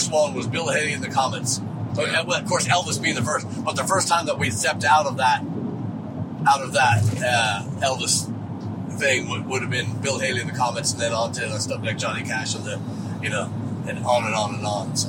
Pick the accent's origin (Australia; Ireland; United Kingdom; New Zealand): Ireland; Dublin, Leinster; now in Texas, United States; we heard all the rumors growing up in Dublin